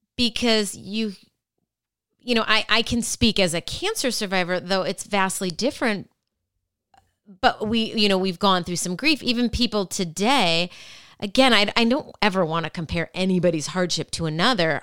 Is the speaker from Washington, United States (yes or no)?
no; Minnesota, United States; I'm from Minnesota as well